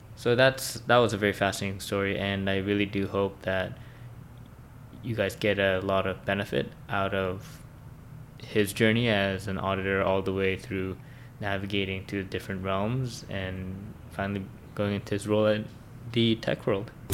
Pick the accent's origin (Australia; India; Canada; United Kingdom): Canada; Vancouver, British Columbia; born or raised there